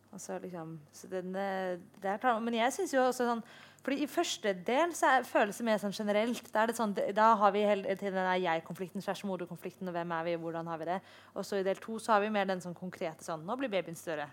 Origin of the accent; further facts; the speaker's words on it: Oslo, Norway; jeg er oppvokst i Oslo